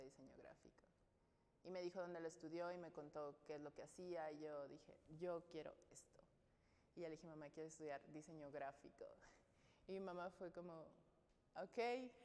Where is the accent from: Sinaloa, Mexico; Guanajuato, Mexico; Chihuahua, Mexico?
Sinaloa, Mexico; Navolato; also born or lived in Nayarit; yo nací en Nayarit y cuando nos mudamos a Sinaloa yo tenía siete años, entonces crecí en Nabolato, Sinaloa.